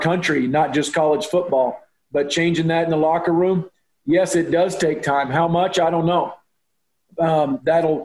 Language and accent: English; Oklahoma, United States; now in Texas, United States; I grew up in Oklahoma, in a small town in Oklahoma